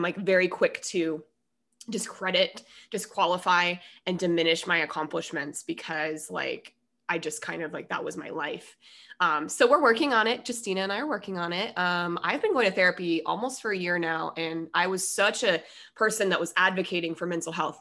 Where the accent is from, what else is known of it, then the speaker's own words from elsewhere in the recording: Denver, Colorado, United States; I'm from Denver